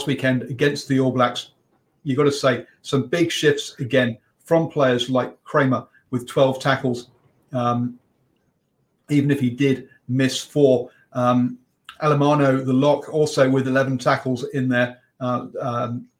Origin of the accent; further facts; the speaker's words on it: England, United Kingdom; I'm English